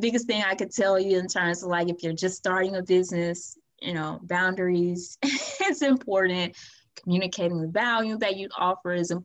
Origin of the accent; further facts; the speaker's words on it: Atmore, Alabama, United States; my hometown of Atmore, Alabama